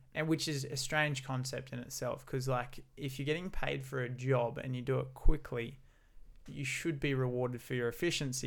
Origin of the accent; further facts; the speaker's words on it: Gold Coast, Queensland, Australia; growing up on the Gold Coast for myself and never having left here.